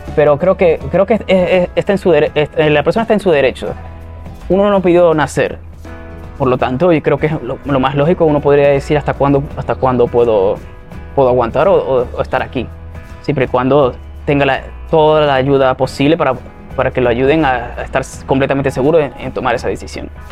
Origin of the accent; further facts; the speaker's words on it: Cabimas, Zulia, Venezuela; now in Maracaibo, Venezuela; vengo del municipio Cabimas, donde todo comenzó